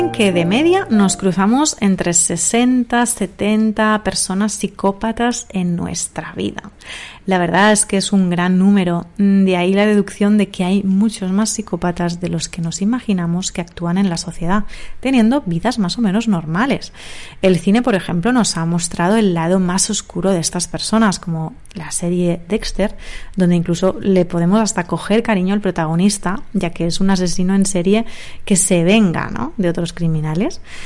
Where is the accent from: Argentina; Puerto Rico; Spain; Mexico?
Spain; Barcelona, Catalonia; also born or lived in Granada / Madrid; acabé trabajando en mi ciudad natal, en Barcelona